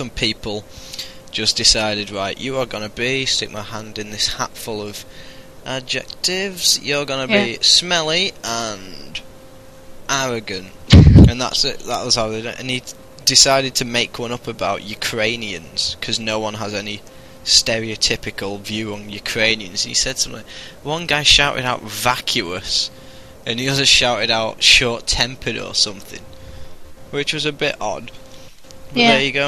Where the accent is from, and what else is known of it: United Kingdom